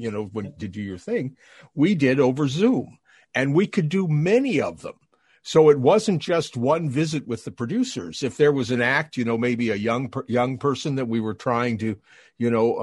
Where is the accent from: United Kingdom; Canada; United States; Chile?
Canada; I'm Canadian